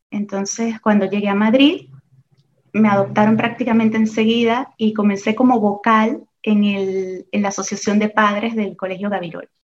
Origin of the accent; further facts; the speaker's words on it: Venezuela; moved away as an adult; now in Oviedo, Spain; Yo llegué, eh, bueno, yo soy venezolana, como bien has dicho en la presentación, y llegué aquí hace 20 años a España, casada con un español, con, eh